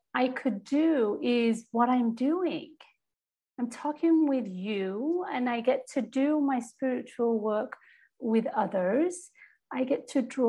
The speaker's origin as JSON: {"language": "English", "region": "England", "country": "United Kingdom", "tie": "born or raised there", "said": "I'm from England, born and raised in Britain."}